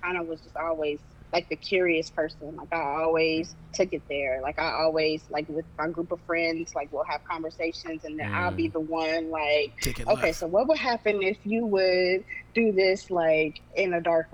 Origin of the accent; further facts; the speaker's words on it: Dayton, Ohio, United States; I'm from Dayton, Ohio